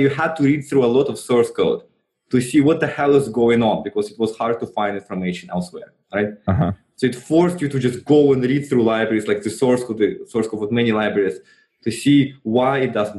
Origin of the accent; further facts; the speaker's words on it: Russia; moved away; I was still in Russia. So I grew up in Russia